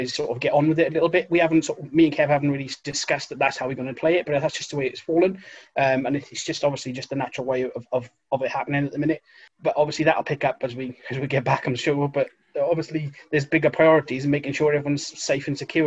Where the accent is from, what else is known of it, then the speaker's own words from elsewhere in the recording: Wales, United Kingdom; now in Aveley, United Kingdom; I'm originally from Wales, I've been living up this way for about 10 years